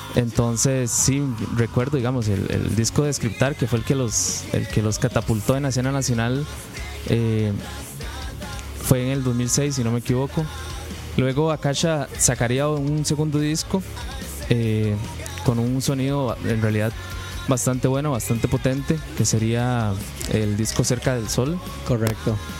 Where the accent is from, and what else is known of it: Turrialba, Cartago, Costa Rica